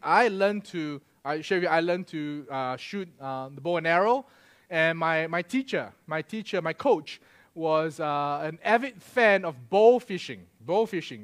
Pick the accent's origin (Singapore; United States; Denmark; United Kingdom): Singapore; moved away; I'm Singaporean